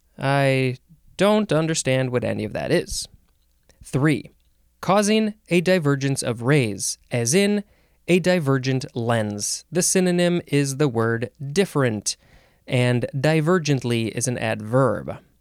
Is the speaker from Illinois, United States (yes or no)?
yes; Chicago, Illinois, United States; I grew up in the Chicago area